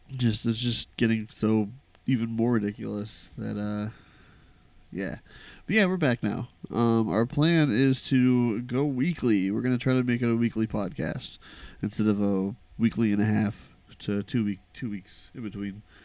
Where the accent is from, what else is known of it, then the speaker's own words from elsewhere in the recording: Midwest, United States; we grew up in the Midwest